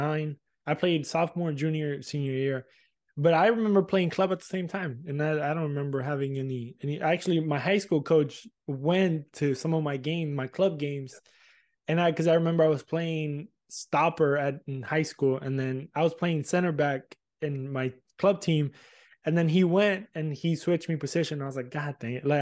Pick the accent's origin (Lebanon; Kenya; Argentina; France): Argentina; moved away; I grew up in Argentina